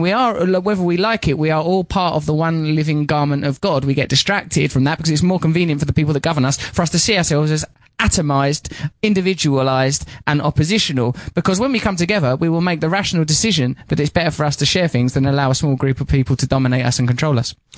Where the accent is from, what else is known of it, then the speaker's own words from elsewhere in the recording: Grays, East of England, United Kingdom; moved away; I'm from a place called Grays in Essex